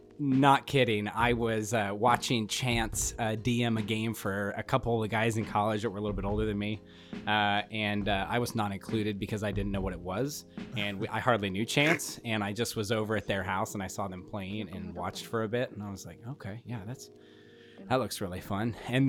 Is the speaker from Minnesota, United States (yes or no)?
no; Portland, Oregon, United States; now in Jamestown, United States; I'm originally from, I hail from Portland, Oregon. I was born and raised up there. I am currently residing in a very small town called Jamestown, New York. It's about an hour south of Buffalo.